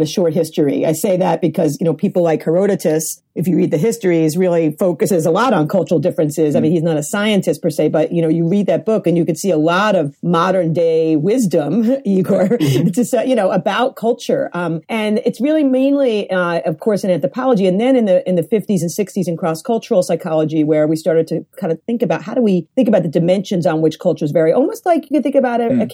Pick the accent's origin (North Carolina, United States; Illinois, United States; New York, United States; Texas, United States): New York, United States; also born or lived in Champaign-Urbana; I'm a New Yorker